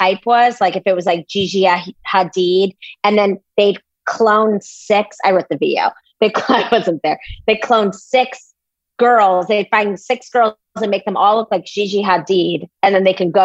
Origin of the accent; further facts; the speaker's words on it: Chicago, Illinois, United States; I'm from Chicago.